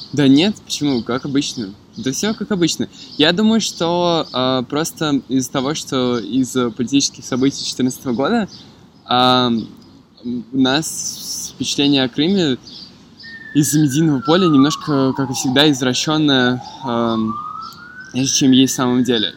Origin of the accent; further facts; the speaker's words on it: Moscow, Russia; also born or lived in Yalta; Я родился и вырос в Москве, и мне, конечно, как жителю Москвы, очень равнинного города